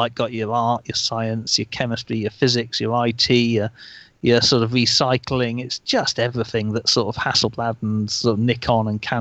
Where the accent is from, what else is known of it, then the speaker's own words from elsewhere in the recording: England, United Kingdom; being English